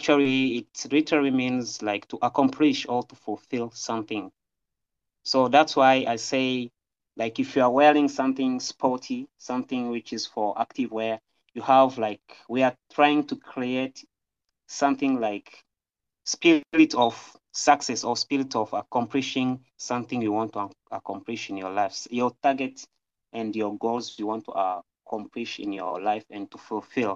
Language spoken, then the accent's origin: English; Rwanda; moved away as an adult; now in China; I'm from Rwanda. This is my country. And I'm currently studying here in China.